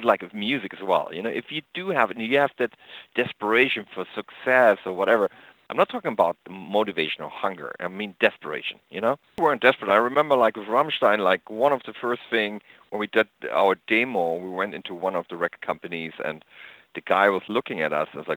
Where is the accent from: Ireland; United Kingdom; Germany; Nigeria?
Germany; East Germany; moved away; also born or lived in America; I grew up in East Germany.